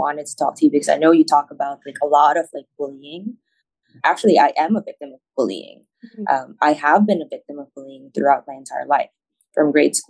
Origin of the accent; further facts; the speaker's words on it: Manila, Metro Manila, Philippines; also born or lived in Davao; I grew up in Manila. My family's from Davao.